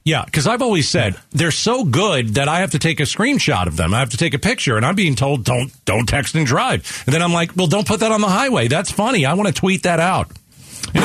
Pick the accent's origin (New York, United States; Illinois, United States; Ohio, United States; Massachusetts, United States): New York, United States; now in Arizona, United States; I'm from New York.